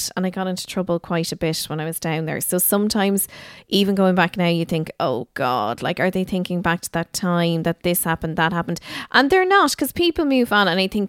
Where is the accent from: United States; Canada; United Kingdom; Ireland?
Ireland; Dingle, Munster; also born or lived in Kildare; I think because you see, I would have split my time between Kildare and Dingle a lot.